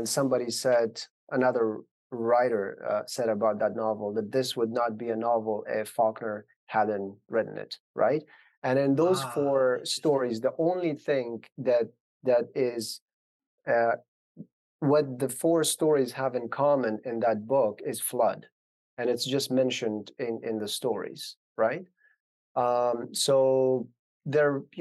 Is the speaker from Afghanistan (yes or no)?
yes; Afghanistan; moved away; growing up in Afghanistan in the 90s.